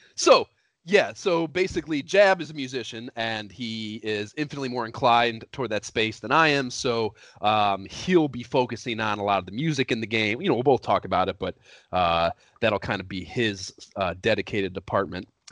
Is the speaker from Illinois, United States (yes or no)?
no; Oberlin, Ohio, United States; moved away as an adult; also born or lived in Columbus, Ohio / New York; now in Los Angeles, United States; We grew up in Oberlin, Ohio